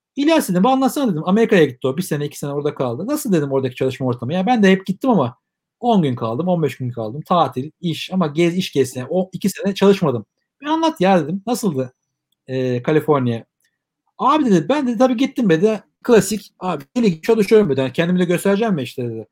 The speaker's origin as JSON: {"language": "Turkish", "country": "Turkey"}